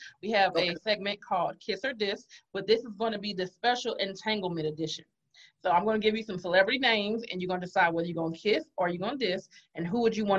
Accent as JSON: {"language": "English", "town": "Carson", "region": "California", "country": "United States", "said": "I'm from LA, so I know I'm from Carson."}